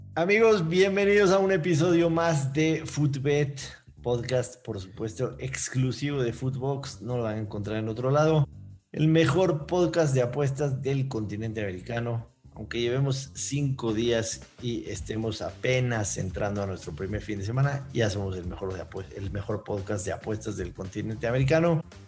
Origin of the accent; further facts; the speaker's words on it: Mexico City, Mexico; Nací en México, México Distrito Federal en aquellos tiempos, hoy Ciudad de México